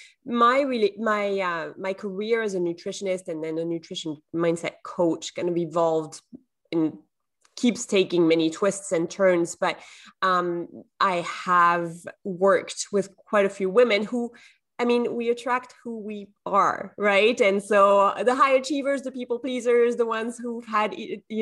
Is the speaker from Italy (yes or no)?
no; southern France, France; English is a second language; now in Canada; I'm from the south of France originally, but I live in Canada now